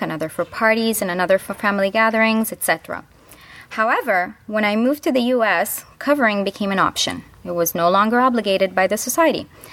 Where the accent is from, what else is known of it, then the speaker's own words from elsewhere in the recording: Midwest, United States; I grew up in the Midwest